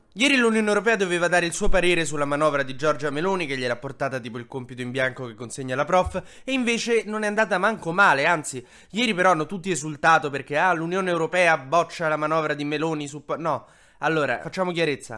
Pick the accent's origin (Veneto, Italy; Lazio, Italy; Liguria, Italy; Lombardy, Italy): Lazio, Italy; Rome; io sono di Roma